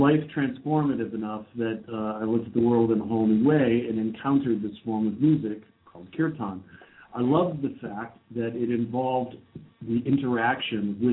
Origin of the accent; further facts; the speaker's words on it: Chicago and Milwaukee, Midwest, United States; moved away; also born or lived in St. Louis, Missouri / Los Angeles; I grew up in the Midwest. I was born in St. Louis, raised in Chicago and Milwaukee